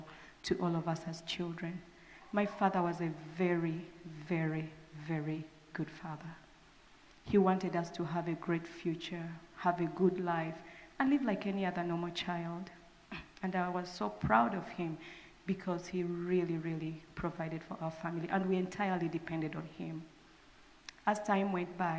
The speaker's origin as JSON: {"language": "English", "country": "Uganda", "moved": "yes", "said": "I'm from Uganda"}